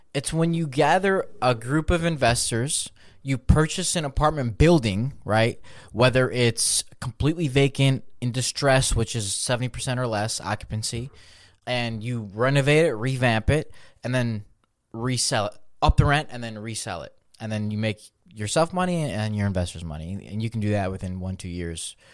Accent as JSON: {"language": "English", "town": "Chicago", "region": "Illinois", "country": "United States", "said": "I'm from Chicago, too."}